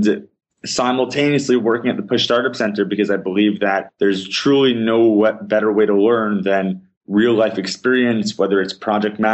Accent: West Orange, New Jersey, United States; moved away as an adult; also born or lived in Riverdale, New York / Paramus, New Jersey; now in Israel; I grew up in Riverdale, New York, moved to West Orange, New Jersey when I was 7

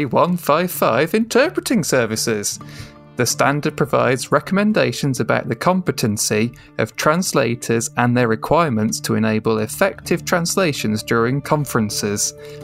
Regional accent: England, United Kingdom; I'm certainly an Englishman when it comes to languages

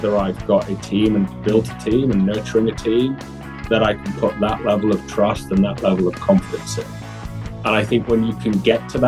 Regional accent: Newcastle, North East England, United Kingdom; I'm originally from Newcastle, England. So that's a northeast, about 100 miles south of Scotland.

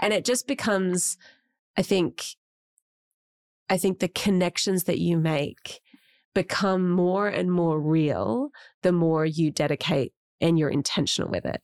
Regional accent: Australia; as Australians

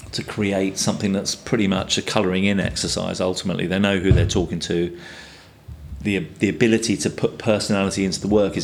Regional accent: London, United Kingdom; also born or lived in Tower Hamlets / Hackney; I grew up in Fulham and Chelsea, but Paddington, you know, around that area

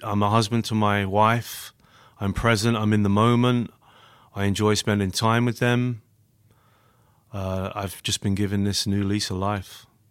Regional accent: London, United Kingdom; accent: British; moved away as an adult; now in Grand Rapids, United States; born and raised in London, England

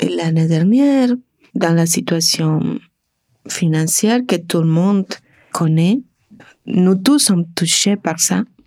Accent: Argentina; French is a second language; moved away as an adult; now in Canada; je viens de l'Argentine

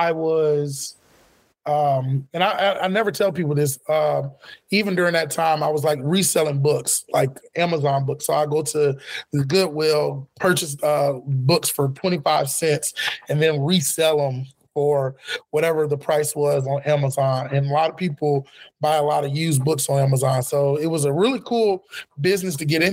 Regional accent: Florida, United States; I'm from Florida originally

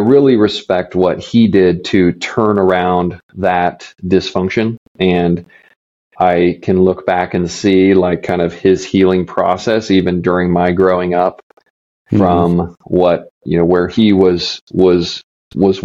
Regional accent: Midwest, United States; growing up in the Midwest

